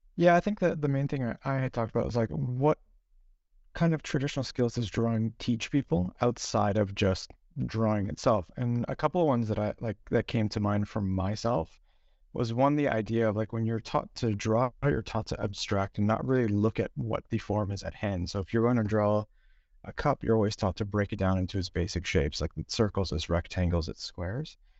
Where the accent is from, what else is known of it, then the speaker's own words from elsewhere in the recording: Toronto, Ontario, Canada; now in Stockholm, Sweden; originally I'm from Toronto, currently in Stockholm